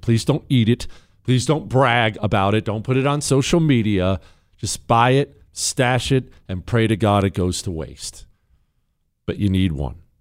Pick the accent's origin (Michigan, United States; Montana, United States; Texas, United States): Montana, United States; I grew up in Montana